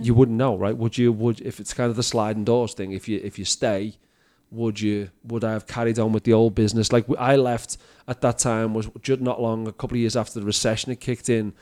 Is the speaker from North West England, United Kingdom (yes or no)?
yes; Liverpool, North West England, United Kingdom; now in Canada; I'm from Liverpool.